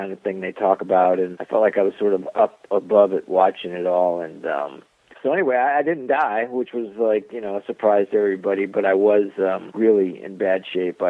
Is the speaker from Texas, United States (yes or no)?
no; South Florida, United States; I grew up in South Florida